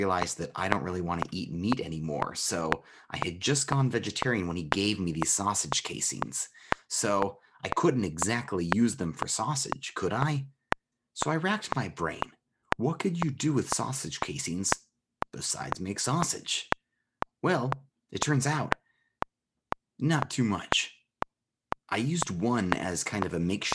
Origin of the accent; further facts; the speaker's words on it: United States; moved away; also born or lived in Germany; I felt it was my duty as an American immigrant living in Germany